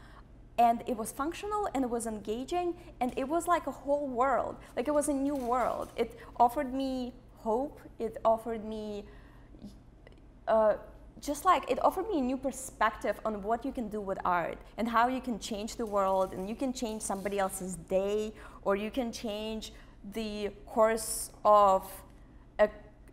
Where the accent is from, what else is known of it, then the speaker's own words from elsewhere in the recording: Moscow, Russia; English is a second language; now in San Francisco, United States; I grew up in Russia, by the way, in Moscow.